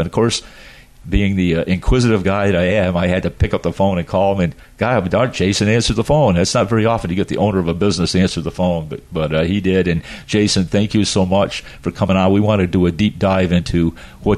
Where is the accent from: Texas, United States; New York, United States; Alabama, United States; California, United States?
New York, United States; Adirondack Mountains, upstate; moved away; I came from the Adirondack Mountains, so upstate New York, right up in the mountains, and we used to call the people from the city Flatlanders.